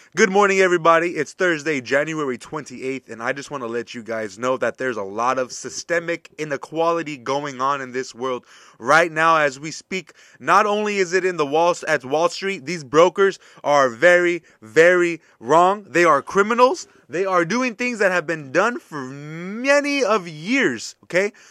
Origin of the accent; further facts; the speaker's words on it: United States; as an American